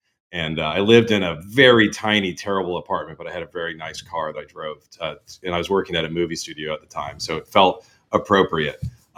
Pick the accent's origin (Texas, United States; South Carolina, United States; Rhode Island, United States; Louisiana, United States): Rhode Island, United States; Newport; moved away as an adult; now in New York, United States; I grew up in Newport, Rhode Island, so not too far away. A small little coastal town there, and came here after college and did a few tours of duties in other cities, but ended up back here